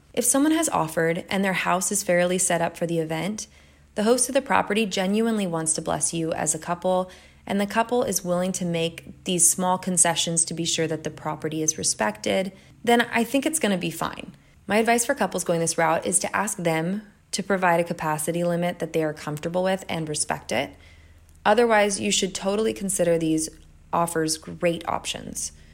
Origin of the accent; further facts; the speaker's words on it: Carmel, California, United States; my hometown, Carmel, California